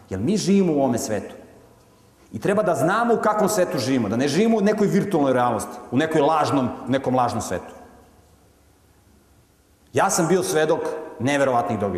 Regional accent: Montenegro; pošto sam poreklom iz Crne Gore, mi se tamo hvalimo da smo hrabri i veliki junaci

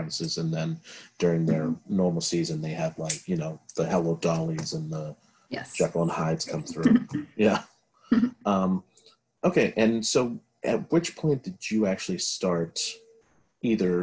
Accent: Beverly, Massachusetts, United States; I grew up in Beverly too

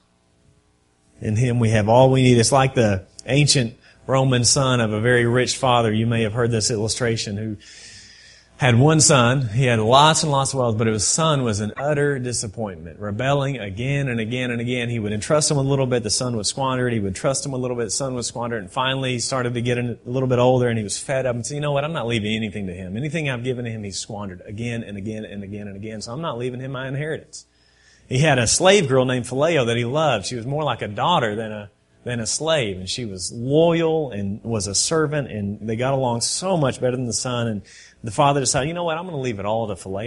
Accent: Texas, United States; I'm from Texas

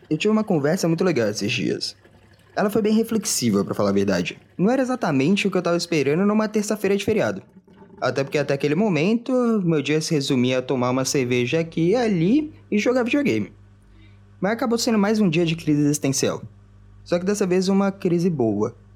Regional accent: Minas Gerais, Brazil; eu não sou de São Paulo. Eu cresci em Minas Gerais.

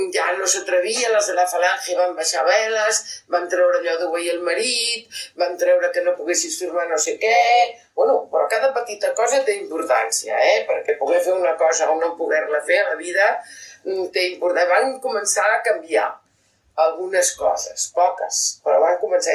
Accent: Catalonia, Spain; com a català independentista

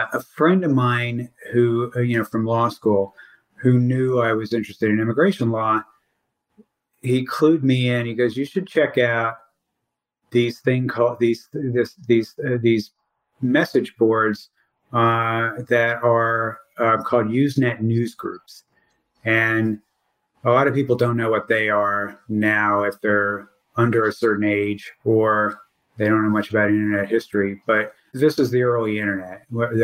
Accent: Miami, Florida, United States; moved away as an adult; also born or lived in Louisville, Kentucky / Washington / Nashville, Tennessee / Chicago; now in Tennessee, United States; they ended up in South Florida, and that's where I grew up

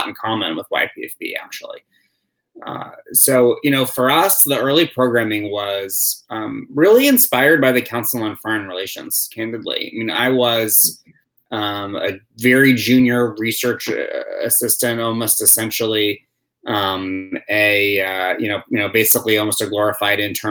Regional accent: New York City, New York, United States; moved away; my hometown of New York City

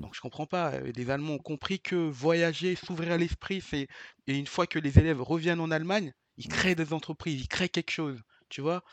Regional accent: Vitry-sur-Seine, Île-de-France, France; also born or lived in Paris; Je viens de Vitry-sur-Seine. Je suis d'une cité. avant ça, j'y je vivais dans Paris, dans le 8e arrondissement

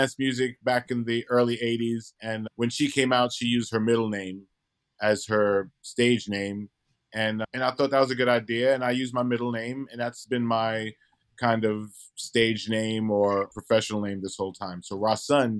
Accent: Brooklyn, New York, United States; moved away as an adult; now in Los Angeles, United States; I'm from Brooklyn. I'd never left Brooklyn

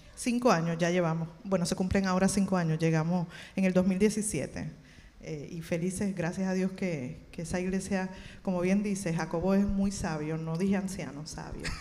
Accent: Levittown, Puerto Rico; moved away as an adult; now in Dallas, United States; yo soy de Levitown

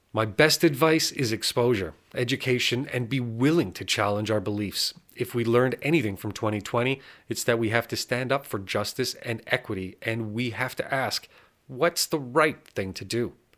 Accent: Texas, United States; moved away as an adult; also born or lived in Singapore; now in California, United States; where I grew up in Texas. I moved to California

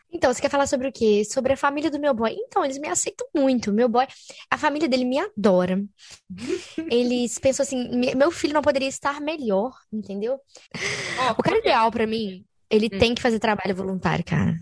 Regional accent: Brazil; moved away as an adult; now in France; eu sou brasileira

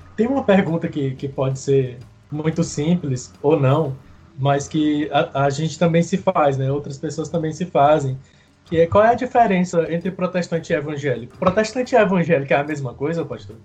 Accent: Chorozinho, Ceará, Brazil; eu sou de Chorozinho, né? Cidadezinha lá no interior do Ceará. E meus pais até hoje moram lá na zona rural. Eu cresci na zona rural.

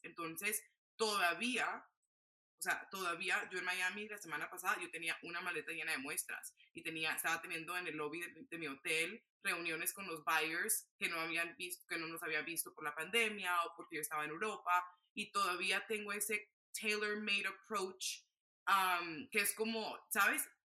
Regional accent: Barranquilla, Atlántico, Colombia; moved away; me fui a Barranquilla, Colombia, de donde yo soy

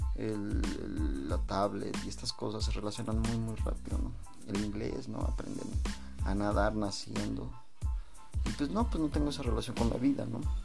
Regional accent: Mexico City, Mexico; now in State of Mexico, Mexico; yo soy de la Ciudad de México

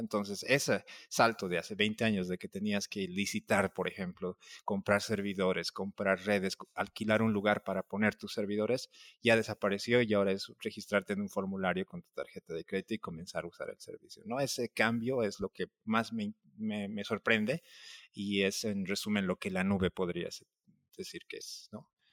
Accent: La Paz, Bolivia; now in Mexico; soy boliviano, soy de La Paz

